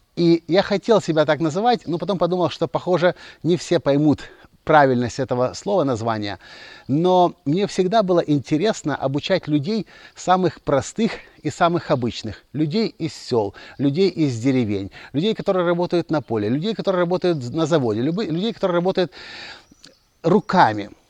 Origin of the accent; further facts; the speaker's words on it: Kyiv, Ukraine; also born or lived in Mliiv, Cherkasy Oblast, Ukraine; Я родился в Киеве, я вырос в Киеве, я обучался в Киеве, но все детство провел я здесь.